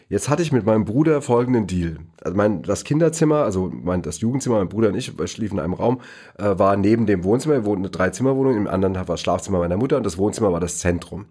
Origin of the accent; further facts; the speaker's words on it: Neu-Isenburg, Hesse, Germany; im Astoria-Kino in Neu-Isenburg, wo ich groß geworden bin